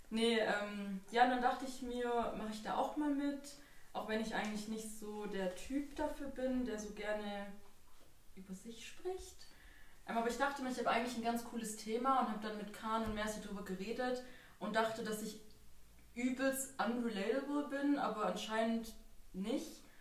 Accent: Germany; Also ich bin auch in Deutschland geboren und aufgewachsen

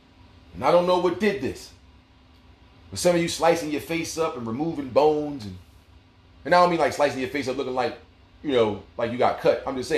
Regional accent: Hollis, New York, United States; I'm from Hollis, Queens, and they can kick rocks.

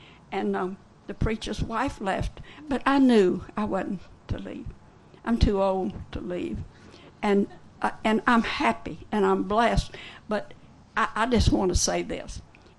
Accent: Memphis, Tennessee, United States; I'm from Memphis and on the muddy Mississippi, in … land

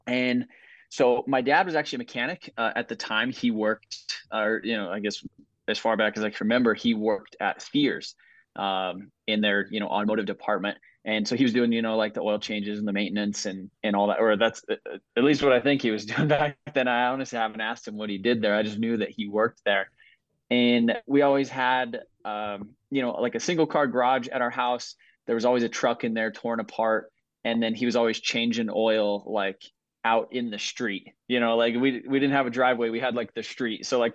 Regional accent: Southern Colorado, United States; I'm from Southern Colorado

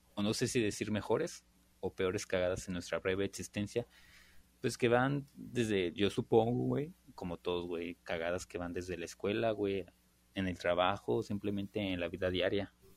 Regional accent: Mexico; como buenos mexicanos que somos

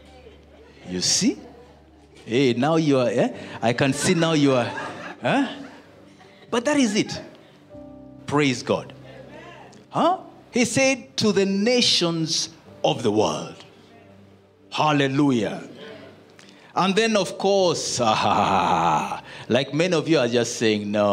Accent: Uganda; I'm coming from Uganda

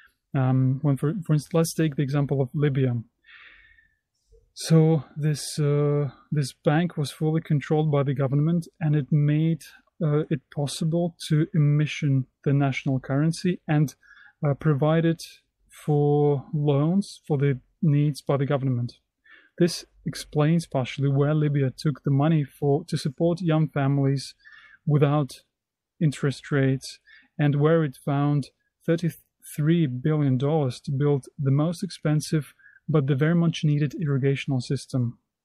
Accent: Brest, Brest Region, Belarus; English is a second language; an entrepreneur from Belarus, from the city of Brest. Hello, dear friends. … I'm an entrepreneur from Belarus.

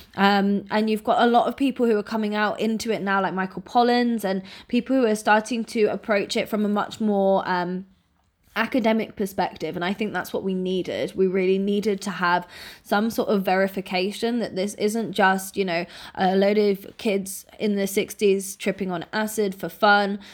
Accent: Norfolk, East of England, United Kingdom; I grew up in Norfolk in the U K

